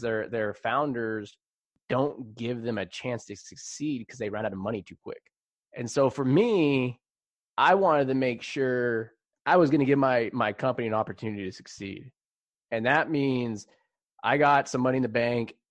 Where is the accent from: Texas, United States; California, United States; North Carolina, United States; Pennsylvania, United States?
California, United States; San Jose; it was San Jose when I grew up